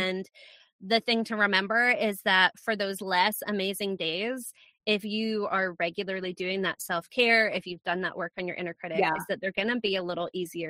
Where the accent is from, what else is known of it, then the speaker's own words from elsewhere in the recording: Scotland, United Kingdom; accent: Scottish-American hybrid; Yeah, I'm from Scotland. I have people are going to listen to this and go, that is not a Scottish accent. You are correct, people. It is not a Scottish accent because I have lost it.